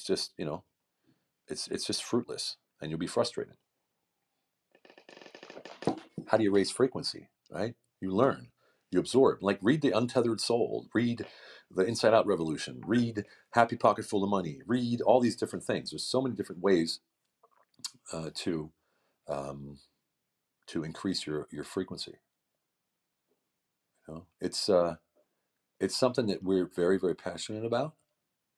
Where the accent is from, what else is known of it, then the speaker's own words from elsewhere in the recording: United States; moved away as an adult; now in Hungary; a guy who lives in a small village in the middle of central Hungary, far from my client base, far from my home country of America